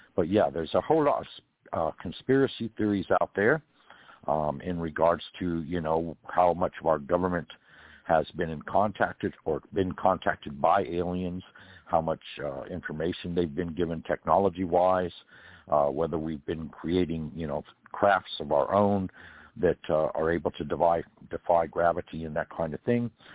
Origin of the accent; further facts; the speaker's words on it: California, United States; now in Georgia, United States; I'm from California originally